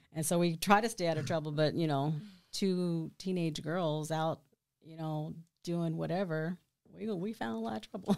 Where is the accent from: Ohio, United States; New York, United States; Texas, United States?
Texas, United States; Killeen; I'm from here, born and raised